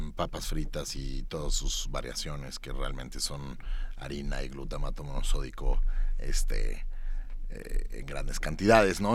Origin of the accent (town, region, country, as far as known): Mexico